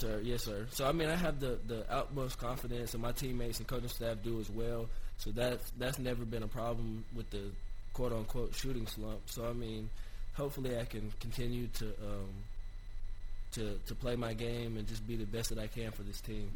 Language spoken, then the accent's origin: English; Johnson City, Tennessee, United States; ETSU, my hometown, and just growing up and seeing all the uh, ETSU greats